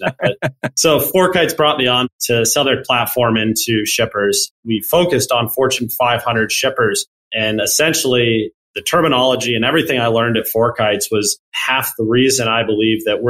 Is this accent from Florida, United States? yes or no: no; Dayton, Ohio, United States; also born or lived in Cincinnati, Ohio; I grew up in Oakwood, which is in Dayton, Ohio, about 45 minutes away from Cincinnati